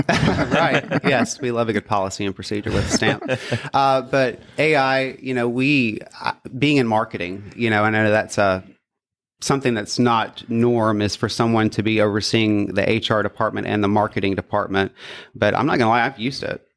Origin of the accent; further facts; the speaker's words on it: Florence, Mississippi, United States; I grew up in Florence, Mississippi, and from there, I grew up in the central Mississippi area.